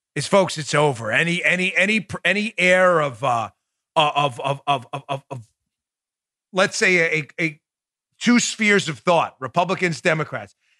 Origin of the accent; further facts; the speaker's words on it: New York, United States; moved away; I'm from New York